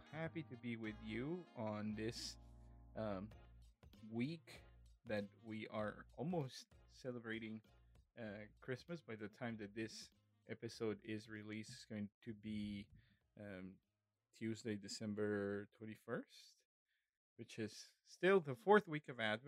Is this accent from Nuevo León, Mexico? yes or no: yes; Monterrey, Nuevo León, Mexico; moved away; my hometown in Monterrey, in the northeast part of Mexico